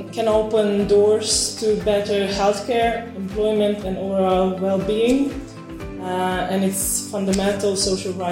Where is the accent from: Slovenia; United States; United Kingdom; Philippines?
Slovenia; Uh, I'm coming from Slovenia and from Slovenian Rural Youth Association.